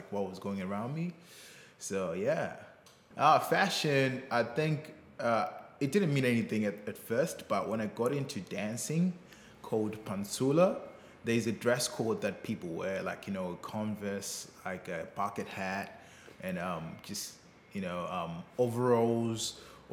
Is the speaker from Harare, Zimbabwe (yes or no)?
no; Bulawayo, Zimbabwe; I grew up, you know, in the townships, like the second biggest city in Zimbabwe called Bulawayo